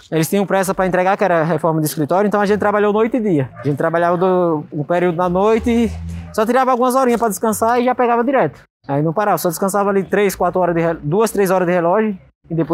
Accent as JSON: {"language": "Portuguese", "region": "Sergipe", "country": "Brazil", "tie": "born or raised there", "moved": "yes", "lives_now": "Carapicuíba, Brazil", "said": "Eu sou sergipano, sou natural do Sergipe, e hoje eu tô morando aqui em São Paulo, Carapicuíba."}